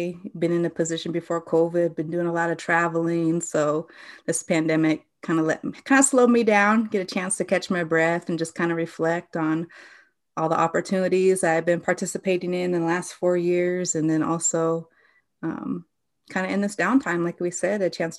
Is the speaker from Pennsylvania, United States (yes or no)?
no; South Dakota, United States; So I'm originally from Central South Dakota. I come from the Cheyenne River Lakota Nation, and I disenrolled when I was 18 and enrolled in my father's side in the Spirit Lake Dakota Nation up in Fort Todd, North Dakota.